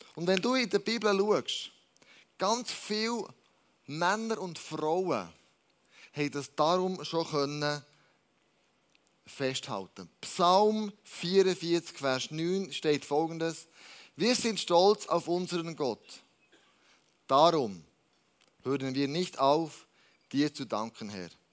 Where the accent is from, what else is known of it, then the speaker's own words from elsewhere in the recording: Switzerland; wir als Schweizer